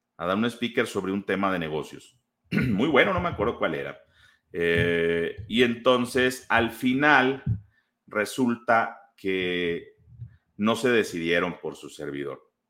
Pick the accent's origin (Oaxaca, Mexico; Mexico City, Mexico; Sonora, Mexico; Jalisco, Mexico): Sonora, Mexico; Guaymas; now in Guadalajara, Mexico; yo soy de, vivo en Guadalajara, pero yo soy de Sonora, soy de Guaymas